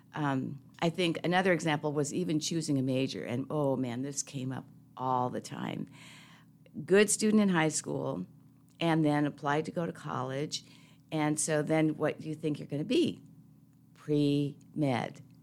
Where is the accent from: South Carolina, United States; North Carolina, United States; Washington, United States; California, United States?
Washington, United States; Seattle; I'm a city kid, so I grew up in Seattle between Saint James Cathedral and Harborview Medical Center.